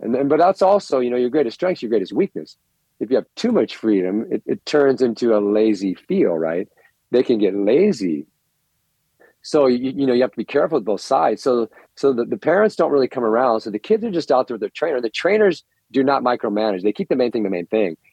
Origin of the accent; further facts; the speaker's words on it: United States; I'm an American